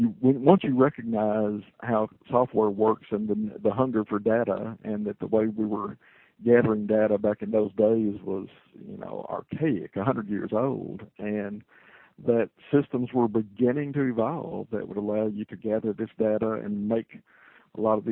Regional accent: Glasgow, Kentucky, United States; I came back to my hometown. Glasgow was my hometown.

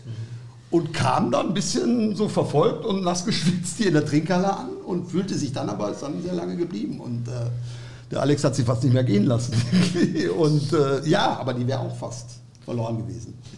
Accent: Datteln, North Rhine-Westphalia, Germany; ich komme aus Datteln, Waltrop

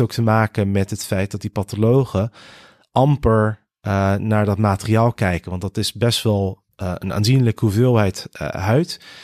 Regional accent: Rotterdam, South Holland, Netherlands; also born or lived in Connecticut, United States; de eerste zes jaar opgegroeid in de VS in, in Connecticut. En toen zijn mijn ouders, die beide Nederland zijn, ehm, met ons als gezin weer terug verhuisd naar eh, Rotterdam. En daar eh, heb ik eh, mijn school, middelbare school, mijn studie.

